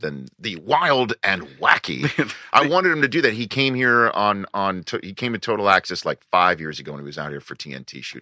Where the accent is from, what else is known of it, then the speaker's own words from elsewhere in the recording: New York City, New York, United States; moved away; also born or lived in Redding, California; I grew up in New York City